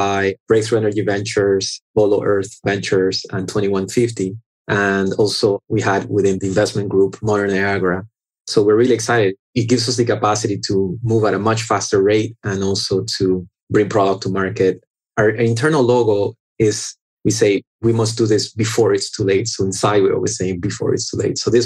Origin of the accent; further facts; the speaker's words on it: Panama; now in South Florida, United States; I was born in Panama and I grew up in Panama. So I'm Panamanian by birth.